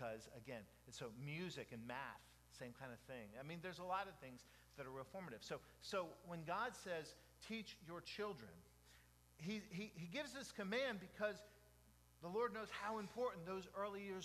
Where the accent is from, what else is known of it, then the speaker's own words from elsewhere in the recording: Jacksonville, Florida, United States; also born or lived in Dade City; 25 East 59th Street. That was my address growing up in Jacksonville